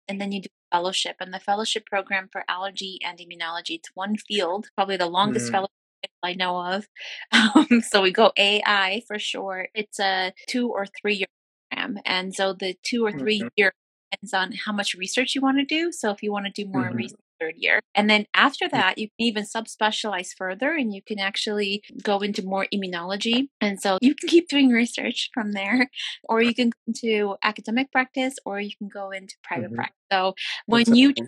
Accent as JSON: {"language": "English", "town": "Detroit", "region": "Michigan", "country": "United States", "tie": "born or raised there", "also_born_or_lived": "India / Rochester, New York / Queens, New York / Buffalo, New York", "moved": "as an adult", "lives_now": "Albany, United States", "said": "I was born in India, grew up in Detroit"}